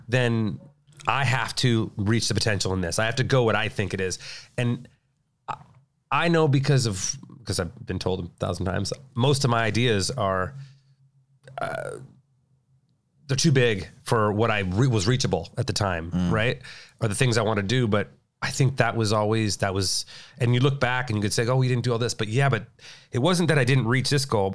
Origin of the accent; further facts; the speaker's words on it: Whittier, California, United States; also born or lived in La Habra, California; I grew up in uh, Whittier, Whittier in La Habra, California